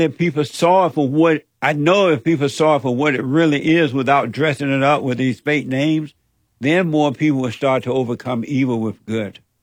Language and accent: English; Alabama, United States; I grew up in Alabama on a plantation under the so-called Jim Crow laws